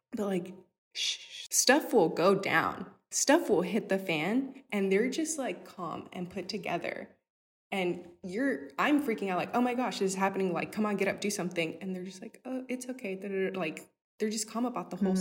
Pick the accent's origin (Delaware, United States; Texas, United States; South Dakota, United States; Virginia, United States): Texas, United States; Houston; being a little Hispanic girl growing up in Acres Homes.